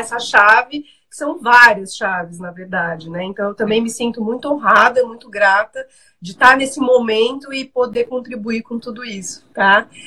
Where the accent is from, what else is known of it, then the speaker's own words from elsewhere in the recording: Rondônia, Brazil; now in São Paulo, Brazil; sou de Rondônia